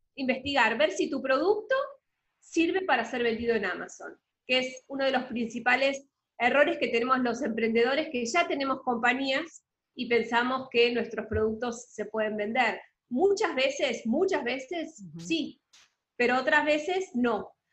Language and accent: Spanish; Argentina; accent: Argentine; moved away as an adult; now in Panama; soy argentina, por lo que muchos se habrán dado cuenta por el acento, pero vivo en Panamá hace casi 10 años